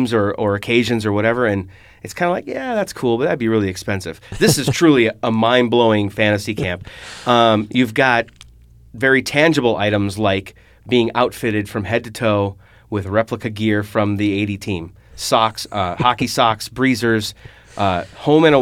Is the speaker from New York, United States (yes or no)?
no; Minnesota, United States; I grew up here in Minnesota